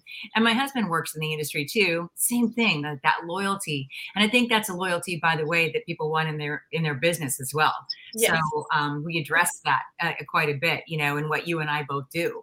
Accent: Pittsburgh area, Pennsylvania, United States; moved away; also born or lived in Los Angeles; I was born in Pennsylvania, so we won't go quite that thoroughly back to like my birth, but I'm from Pittsburgh, and so I'm from a small town outside of a really Midwestern city

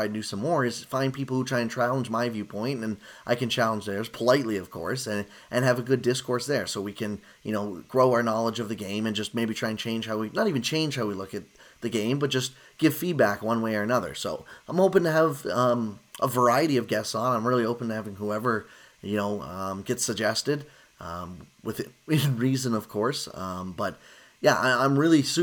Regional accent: Kitchener, Ontario, Canada; growing up in the Kitchener-Waterloo area

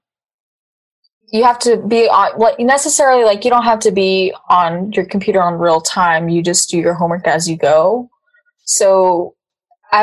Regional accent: Clovis, New Mexico, United States; I went to Clovis Community College. It's just a little college in my hometown.

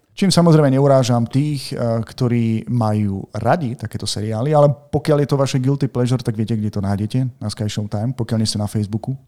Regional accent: Martin, Žilina Region, Slovakia; sme z Martina ešte

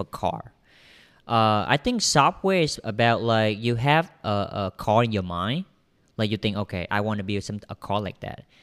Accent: Vietnam; English is a second language; I'm a Vietnamese. Vietnamese. So I'm um, I'm came from Vietnam.

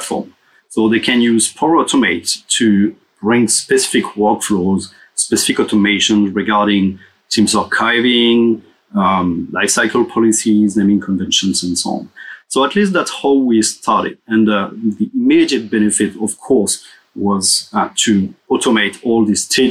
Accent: Paris, Île-de-France, France; also born or lived in Los Angeles; So I'm from Paris, and I'm actually living between Paris and Los Angeles.

